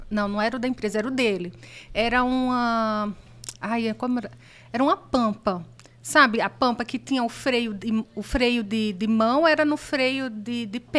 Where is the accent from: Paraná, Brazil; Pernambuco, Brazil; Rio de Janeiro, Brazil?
Pernambuco, Brazil; Recife; moved away as an adult; also born or lived in São Paulo